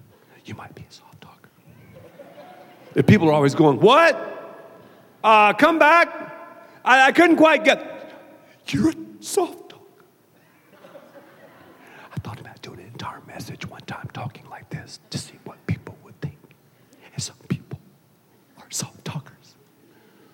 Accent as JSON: {"language": "English", "region": "the South", "country": "United States", "said": "I'm from the South"}